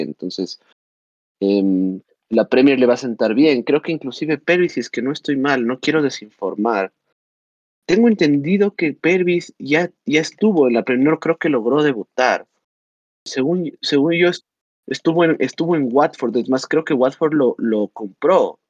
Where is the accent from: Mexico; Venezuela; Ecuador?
Ecuador; yo como ecuatoriano